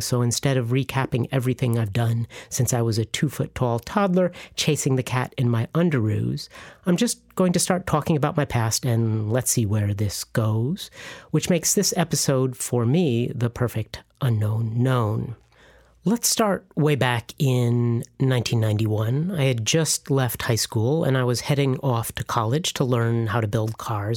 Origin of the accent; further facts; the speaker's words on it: Illinois, United States; moved away as an adult; also born or lived in Chicago / Bolivia; now in Florida Keys, United States; I ended up at my hometown school, the University of Illinois